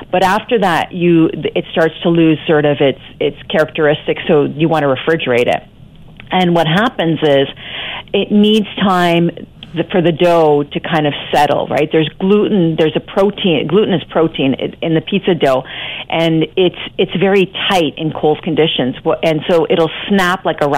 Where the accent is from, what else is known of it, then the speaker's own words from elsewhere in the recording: Scarborough, Ontario, Canada; I grew up in Scarborough, a lot of my friends were Italian.